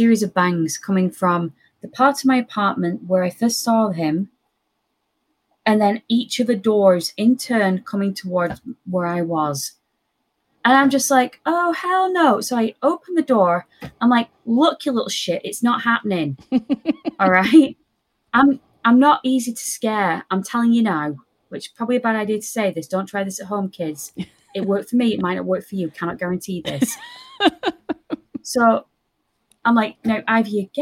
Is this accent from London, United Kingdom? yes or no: no; Lancashire, North West England, United Kingdom; moved away; I'm from Lancashire.